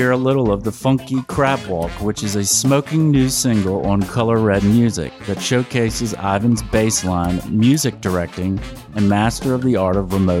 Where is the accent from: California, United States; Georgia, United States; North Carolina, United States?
Georgia, United States; Savannah; now in Austin, United States; As you know, I live in Austin, Texas, and I'm originally from Savannah.